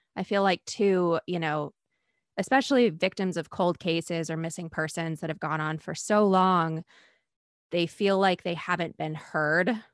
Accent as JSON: {"language": "English", "region": "Maine", "country": "United States", "said": "I'm from Maine"}